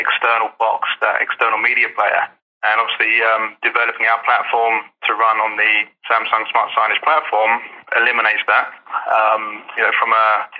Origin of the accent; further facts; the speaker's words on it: Jersey; accent: strong Jersey; my strong Jersey accent